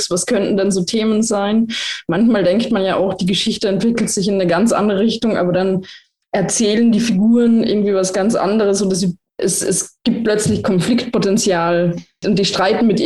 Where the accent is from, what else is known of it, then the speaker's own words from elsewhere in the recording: Lienz, Tyrol, Austria; jeder, der aus Lienz, aus meiner Heimat, Heimatstadt in Osttirol kommt